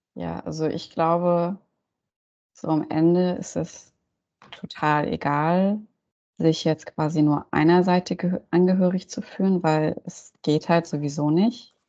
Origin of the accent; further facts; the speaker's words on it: Germany; ich bin hier in Deutschland auch aufgewachsen